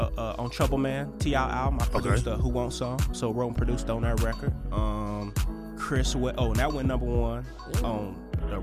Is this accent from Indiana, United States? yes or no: yes; Indianapolis, Indiana, United States; I'm from Indianapolis, Indiana.